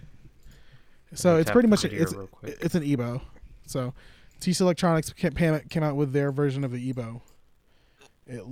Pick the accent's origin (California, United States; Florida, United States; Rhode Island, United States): Florida, United States; I'm from Florida